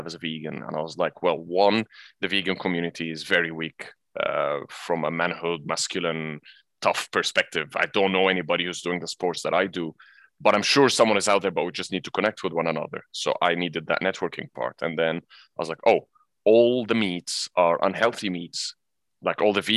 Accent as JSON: {"language": "English", "country": "Egypt", "tie": "born or raised there", "also_born_or_lived": "England", "moved": "as an adult", "lives_now": "Abu Dhabi, United Arab Emirates", "said": "I was born in England, but I'm Egyptian, so I grew up in Egypt"}